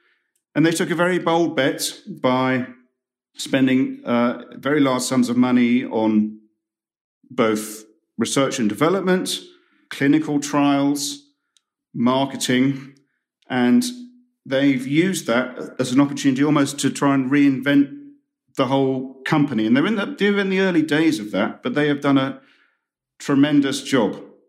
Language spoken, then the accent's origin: English; United Kingdom; And I'm not just saying that as a Brit who's...